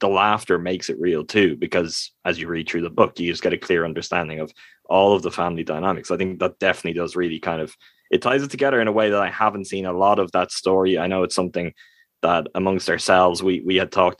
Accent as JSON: {"language": "English", "country": "Ireland", "said": "I'm from Ireland, so I'm a European."}